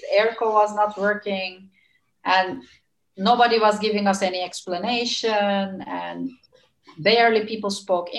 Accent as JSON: {"language": "English", "country": "Turkey", "moved": "as an adult", "lives_now": "Netherlands", "said": "I come from Turkey, which is always the sunny land"}